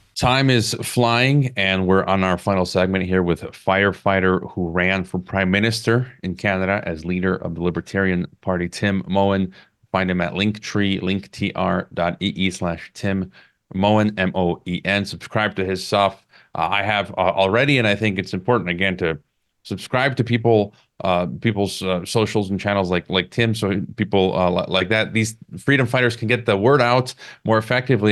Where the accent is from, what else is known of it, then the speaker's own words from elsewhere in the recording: United States; my home country, the U S